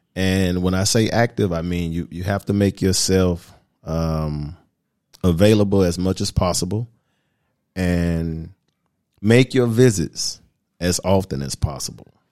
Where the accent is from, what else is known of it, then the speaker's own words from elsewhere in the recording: United States; accent: American; moved away as an adult; also born or lived in Atlanta, Georgia; now in Dominican Republic; My nationality, of course, you can hear it in my voice, I'm American